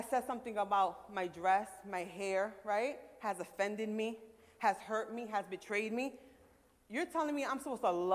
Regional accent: New York City, New York, United States; I'm from Brooklyn

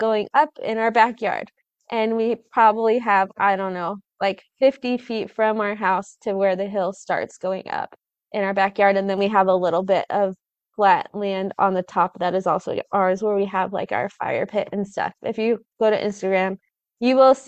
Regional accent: Southern California, United States; moved away; I grew up in California, in Southern California

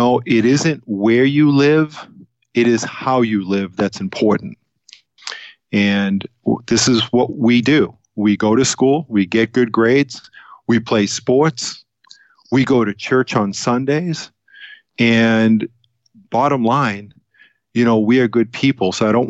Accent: Boston, Massachusetts, United States; now in Southern California, United States; I was born in Boston, Massachusetts. I was actually born in the city and grew up there.

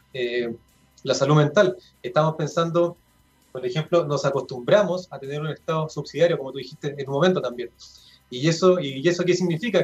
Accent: Chile; esta mentalidad consumista que, eh, tenemos como, como chilenos

